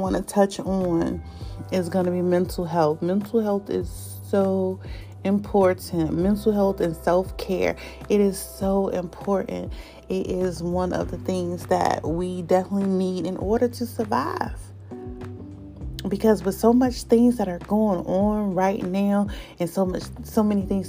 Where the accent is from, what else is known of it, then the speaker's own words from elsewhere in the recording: North Carolina, United States; now in Delaware, United States; I'm from North Carolina. All of my friends, which is very few, is in North Carolina.